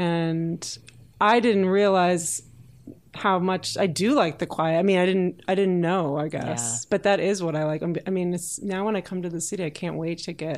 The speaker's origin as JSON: {"language": "English", "town": "Oak Park", "region": "Illinois", "country": "United States", "tie": "born or raised there", "moved": "yes", "said": "In Oak Park, Illinois, which is the first suburb on the west side of Chicago."}